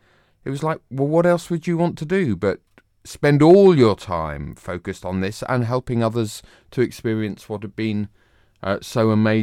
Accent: Bedford, East of England, United Kingdom; also born or lived in Hong Kong; now in London, United Kingdom; I was within commuting distance of London, but I was brought up in Bedford.

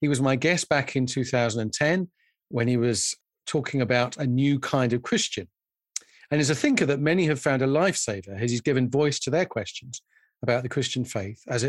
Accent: Isle of Wight, South East England, United Kingdom; born or raised there

